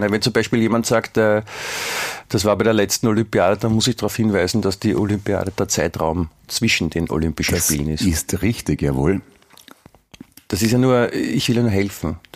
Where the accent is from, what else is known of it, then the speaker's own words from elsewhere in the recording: Germany; Ich habe dir vorher schon erklärt, ich als Deutscher darf das.